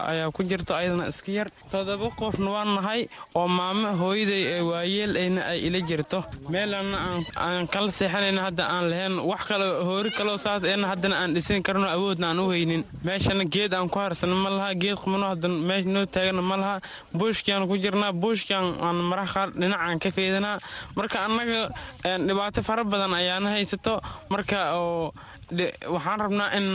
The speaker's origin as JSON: {"language": "Somali", "country": "Somalia", "also_born_or_lived": "Middle Juba", "said": "waxaan ka soo barakacnay jubbadu dhexe ayaan ka soo barakacnay marka wiil soomaaliyeed ayaan ahay maamo maamo soomaaliyeedna waa ila jeegta oo anay i dhashay lix ruux noo nahay marka waxaan dhex joognaa hadda booshish"}